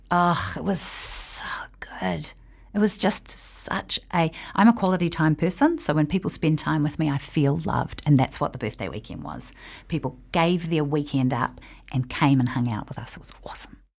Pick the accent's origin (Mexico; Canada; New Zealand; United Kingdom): New Zealand; I am a New Zealander who lives here